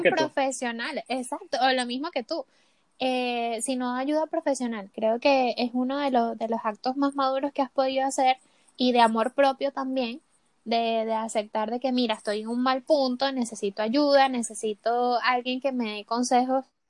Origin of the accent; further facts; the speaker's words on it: Venezuela; moved away as an adult; also born or lived in Colombia; now in Chile; cuando salí de Venezuela